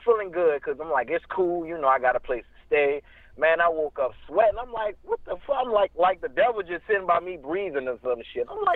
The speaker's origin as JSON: {"language": "English", "town": "New Orleans", "region": "Louisiana", "country": "United States", "moved": "yes", "said": "I'm from New Orleans, Louisiana"}